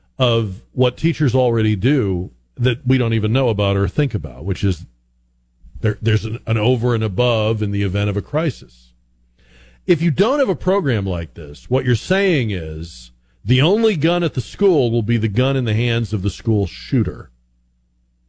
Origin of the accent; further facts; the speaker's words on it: Massachusetts, United States; moved away as an adult; now in Texas, United States; I'm from Massachusetts originally. I've spent the last half of my life here in Texas, but I'm originally from up north